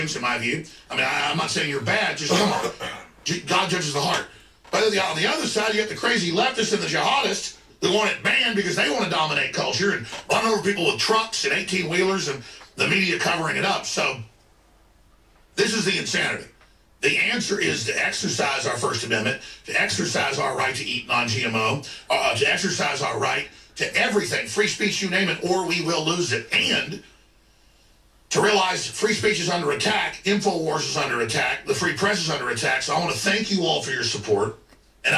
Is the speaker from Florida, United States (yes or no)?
no; Dallas, Texas, United States; growing up in Dallas